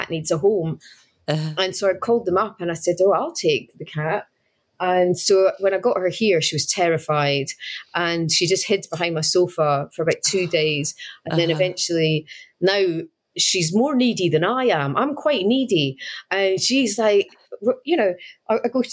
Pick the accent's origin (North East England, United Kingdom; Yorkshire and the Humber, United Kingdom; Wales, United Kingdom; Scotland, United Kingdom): Scotland, United Kingdom; Edinburgh; moved away; I'm from Edinburgh